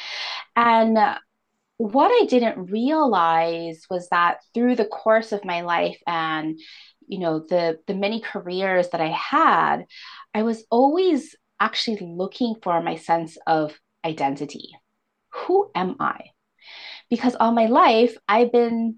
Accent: Hawaii, United States; I absolutely loved growing up in Hawaii

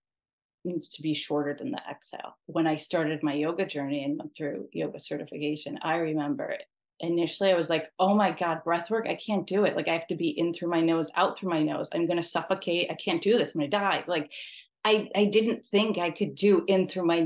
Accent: New York, United States; I'm from New York

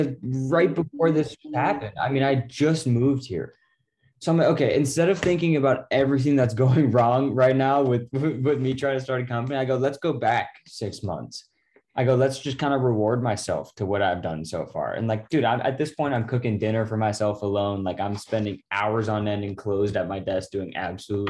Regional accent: Laguna Beach, California, United States; also born or lived in Newport; That's my hometown at the top of the world where I grew up

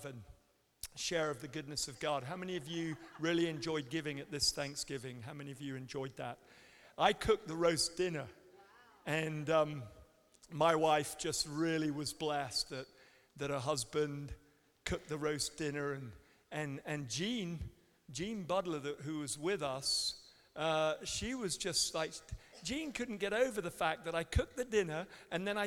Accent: England, United Kingdom; also born or lived in Canada; now in United States; as English people

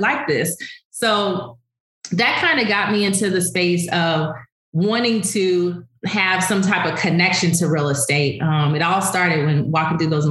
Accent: Los Angeles, California, United States; Growing up in South Central LA, it was very impoverished area

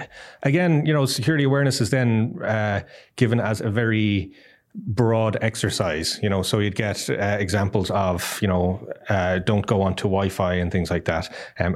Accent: Ireland; now in Costa Rica; Yes, I am Irish, but don't hold that against me.

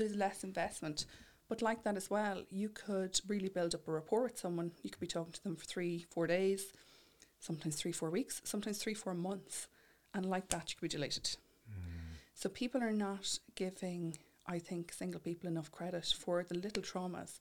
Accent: Mullingar, Westmeath, Ireland; I'm from Mullingar myself

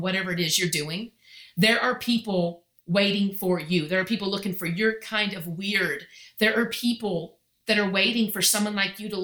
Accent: Texas, United States; I'm so Texan

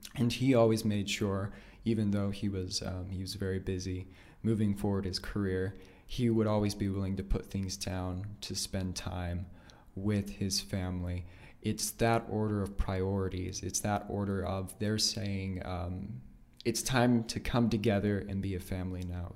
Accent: Nampa, Idaho, United States; born, raised there, been there my entire life.

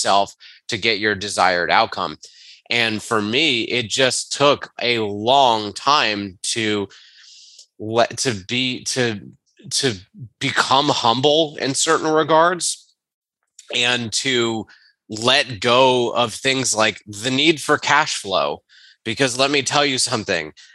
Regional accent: Charlotte, North Carolina, United States; moved away as an adult; also born or lived in Atlanta, Georgia; We are from Charlotte, North Carolina. Our family is 4 hours away.

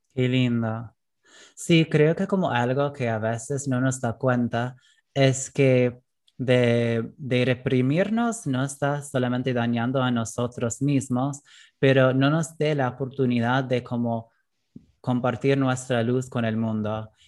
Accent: United States; Spanish is a second language; moved away as an adult; now in Argentina; la cultura en que crecí en Estados Unidos

